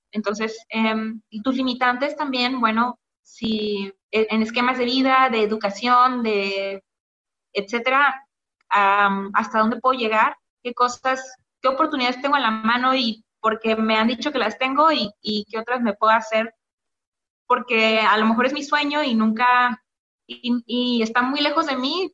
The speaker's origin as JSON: {"language": "Spanish", "region": "Quintana Roo", "country": "Mexico", "tie": "born or raised there", "said": "yo nací en Quintana Roo, pero mi familia es de origen veracruzano y oaxaqueño."}